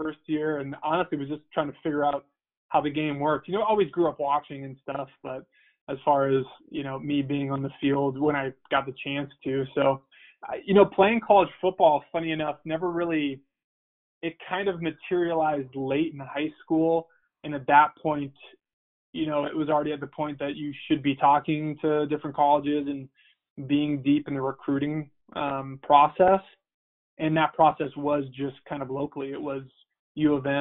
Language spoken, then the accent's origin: English; Missoula, Montana, United States; U of M was my only offer, and, you know, it was my hometown team